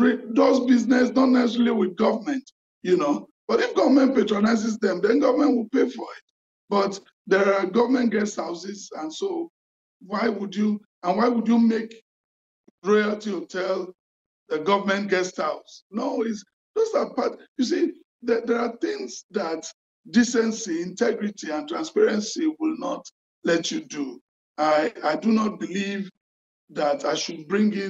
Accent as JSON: {"language": "English", "region": "Lagos", "country": "Nigeria", "tie": "born or raised there", "also_born_or_lived": "western Nigeria", "said": "I grew up in Lagos and partly in the West"}